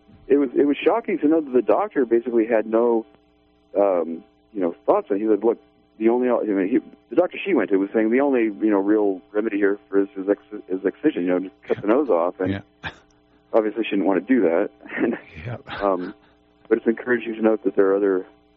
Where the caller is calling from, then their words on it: Redway, California, United States; Yeah, hi, I'm from Redway, California.